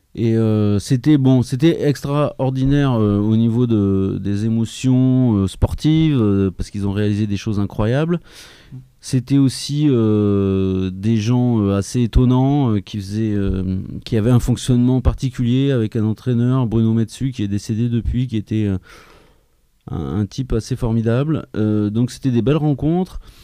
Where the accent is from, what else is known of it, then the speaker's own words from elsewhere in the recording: Clermont-Ferrand, Auvergne-Rhône-Alpes, France; je viens de Clermont-Ferrand